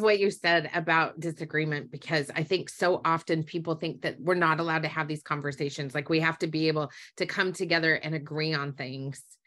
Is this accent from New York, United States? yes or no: no; Utah, United States; I grew up in Utah